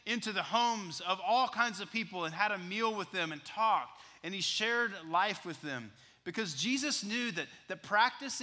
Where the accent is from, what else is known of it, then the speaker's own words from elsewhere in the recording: West Texas, United States; I was a freshman in high school growing up in West Texas